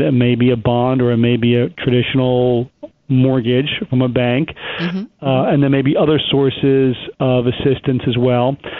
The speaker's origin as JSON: {"language": "English", "area": "Long Island", "region": "New York", "country": "United States", "tie": "born or raised there", "lives_now": "Manhattan, United States", "said": "the area I grew up on in Long Island"}